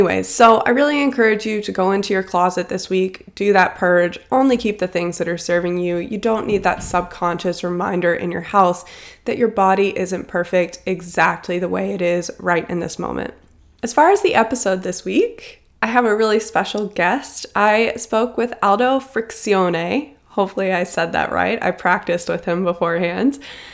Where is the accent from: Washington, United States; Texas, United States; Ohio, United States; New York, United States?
Ohio, United States; Cincinnati; moved away; I'm from Cincinnati, Ohio, originally.